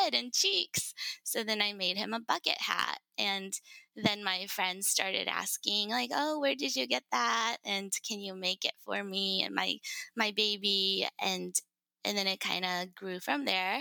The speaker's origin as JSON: {"language": "English", "country": "Japan", "tie": "born or raised there", "moved": "yes", "lives_now": "United States", "said": "I was born and raised in Japan. I lived a majority of my life in the States, so I consider myself pretty Americanized."}